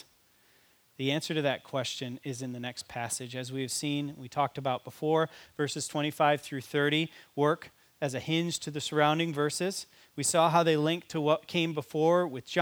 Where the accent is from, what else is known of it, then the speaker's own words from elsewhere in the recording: United States; as an American